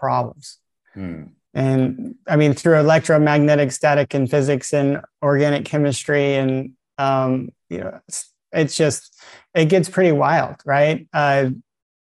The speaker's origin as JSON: {"language": "English", "area": "south side of Yosemite National Park", "region": "California", "country": "United States", "tie": "born or raised there", "also_born_or_lived": "Italy / Florida", "said": "most of my formative life was up in the mountains on the south side of Yosemite National Park"}